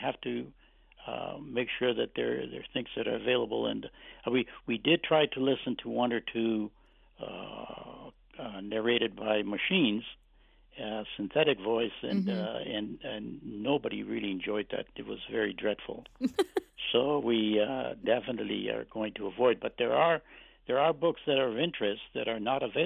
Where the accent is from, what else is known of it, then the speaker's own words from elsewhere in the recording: Canada; English is a second language; since I was very young, when I came to Canada, I didn't speak any English